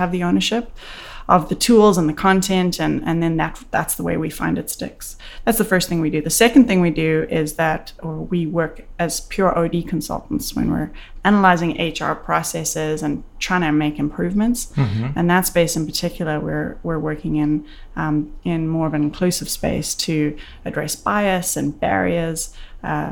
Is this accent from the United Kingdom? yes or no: no; South Africa; moved away as an adult; now in Canada; I was born and raised in South Africa, a very interesting place, and moved to Canada in 2001